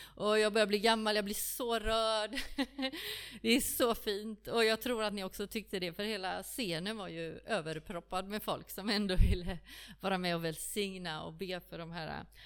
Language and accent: Swedish; Stockholm, Stockholm County, Sweden; also born or lived in Kungsbacka; now in Frillesås, Sweden; Jag är från Stockholm